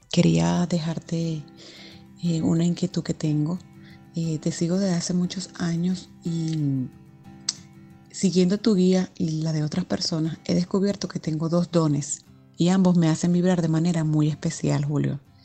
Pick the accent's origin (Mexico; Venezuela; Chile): Venezuela; now in Spain; Soy venezolana